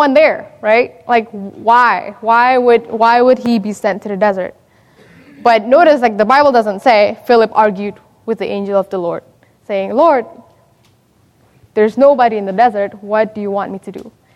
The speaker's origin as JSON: {"language": "English", "country": "Indonesia", "moved": "yes", "said": "I'm from Indonesia, and so if you speak to any Indonesian my age, we experience a revolution in about 97, 98"}